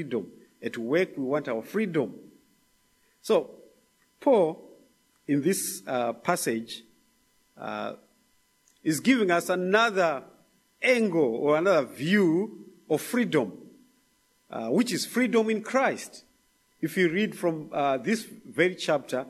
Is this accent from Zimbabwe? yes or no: yes; Zimbabwe; moved away; from Zimbabwe